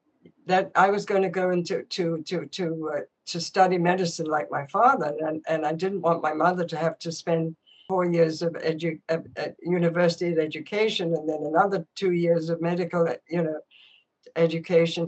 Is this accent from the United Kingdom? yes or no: yes; England, United Kingdom; moved away as an adult; I grew up in England